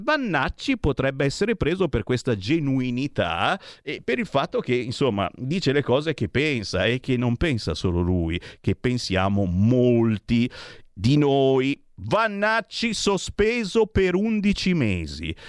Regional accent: province of Varese, Lombardy, Italy; Io sono, sono della provincia di Varese

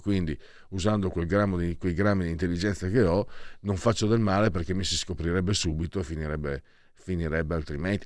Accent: Pordenone, Friuli-Venezia Giulia, Italy; io sono nato a Pordenone dove è nato il punk in Italia

